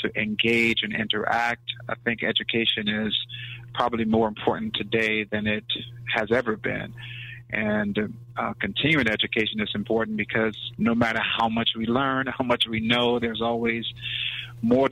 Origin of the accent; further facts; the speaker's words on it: Mississippi, United States; moved away; also born or lived in West Palm Beach, Florida; I'm originally from West Palm Beach, Florida, and spent my adolescent years in Mississippi